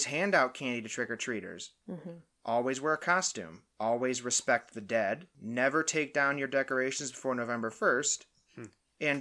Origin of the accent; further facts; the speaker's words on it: Michigan, United States; We're all Midwest people. We're from Michigan